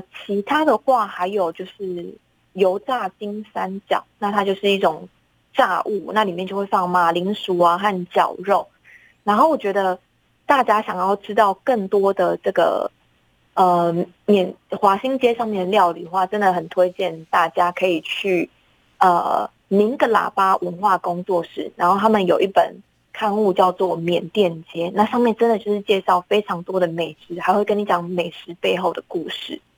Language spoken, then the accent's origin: Chinese; Taiwan; 我们就是台湾人